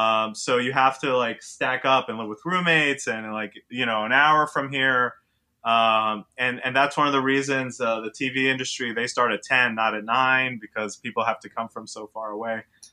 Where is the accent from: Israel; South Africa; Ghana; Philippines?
Israel; now in New York City, United States; So to add to that is I'm from New York City. I grew up in Israel, and the whole time I lived in Israel, all I wanted to do was move back to New York. So I'm a true New Yorker.